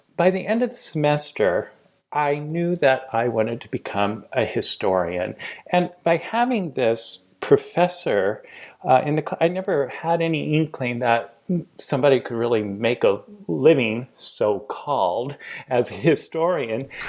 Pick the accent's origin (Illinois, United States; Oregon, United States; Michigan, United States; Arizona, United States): Oregon, United States; Portland; I was born and raised in Portland, Oregon